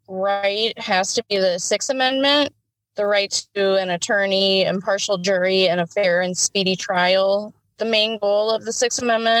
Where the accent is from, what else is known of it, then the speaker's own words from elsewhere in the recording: Chatham, Illinois, United States; also born or lived in Wood River, Illinois; I was born in Wood River, Illinois, and moved to Chatham, Illinois when I was one. I went to Chatham schools from preschool all the way up through high school, and then I graduated from Glenwood High School in Chatham in 2007.